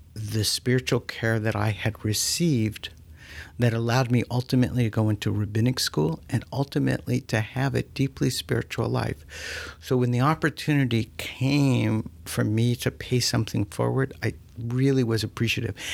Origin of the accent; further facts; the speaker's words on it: South Florida, United States; I'm a native of South Florida